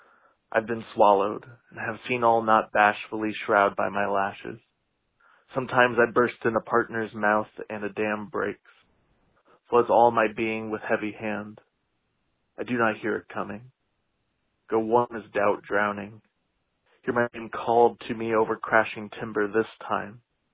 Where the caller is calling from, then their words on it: Boston, Massachusetts, United States; I'm calling from Boston, Massachusetts